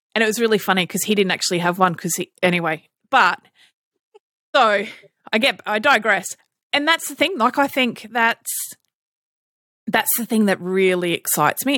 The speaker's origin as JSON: {"language": "English", "country": "Australia", "said": "we're Australian"}